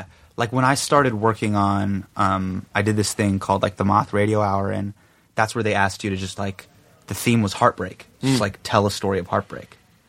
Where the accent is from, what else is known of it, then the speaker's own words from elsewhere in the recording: Davis, California, United States; moved away as an adult; I grew up in Davis. So Davis is kind of like, ruralish.